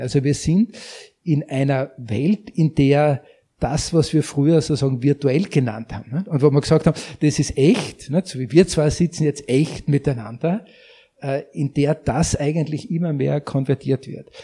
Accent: Austria; bei uns in Österreich

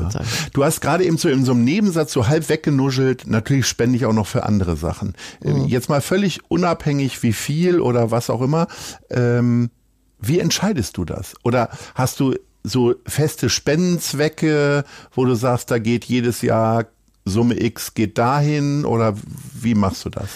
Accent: Hanover, Lower Saxony, Germany; moved away; also born or lived in Niendorf, Hamburg; ich bin Hannoveraner

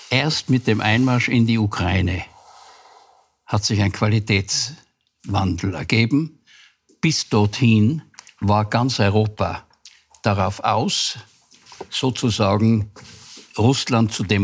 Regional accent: west Austria, Austria; Ich bin im Westen aufgewachsen für mich waren die Russen von vornherein ein Feindbild.

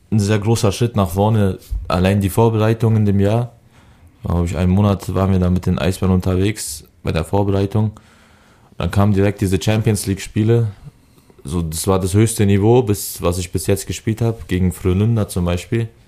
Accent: Berlin, Germany; also born or lived in Augsburg / Bremen; kann ich kann ich Berlin als Heimatstadt zählen. Weil in Augsburg war ich zwei Jahre, da wo ich geboren bin, Seifeld, kenne ich nicht mehr und Bremen war ich auch, weiß ich nicht, war ich glaube ich genauso lange in Berlin

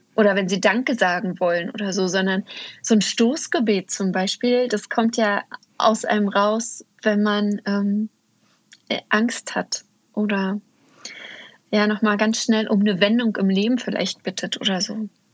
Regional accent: Uckermark, Brandenburg, Germany; moved away; ich komme ursprünglich aus der Uckermark in Brandenburg und da, also aus dem Osten sozusagen

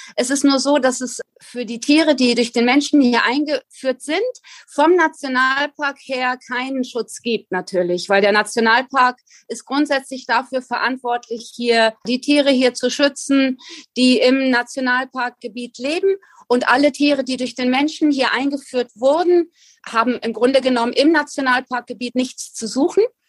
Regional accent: Germany; moved away as an adult; now in Galapagos Islands, Ecuador; Ich vermisse meine Heimat Deutschland zutiefst.

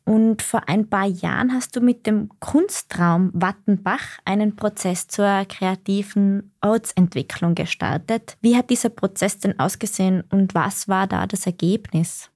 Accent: Tyrol, Austria; Wir stammen ja beide aus Tirol

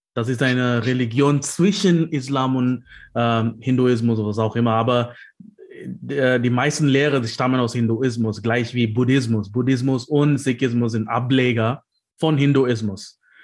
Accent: South India, India; German is a second language; now in Leipzig, Germany; ich komme aus Südindien

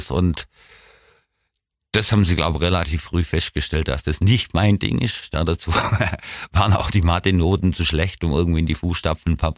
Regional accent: Ulm, Baden-Württemberg, Germany; Ich bin in der Weststadt groß geworden. Das Viertel ist eigentlich hauptsächlich als Postdörfle bekannt

